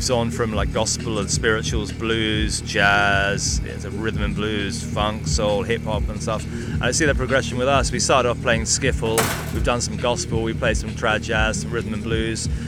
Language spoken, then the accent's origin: English; South East England, United Kingdom; we sing songs about growing up in England and being around here.